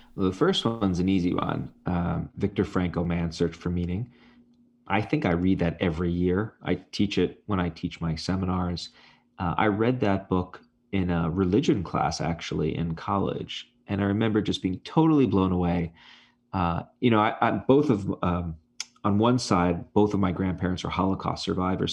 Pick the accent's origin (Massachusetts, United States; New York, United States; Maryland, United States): New York, United States; New York City; moved away; where I grew up in Brooklyn